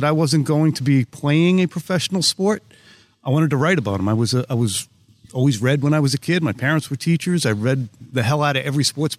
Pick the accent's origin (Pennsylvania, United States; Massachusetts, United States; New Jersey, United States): Massachusetts, United States; Boston; I grew up in the Boston area.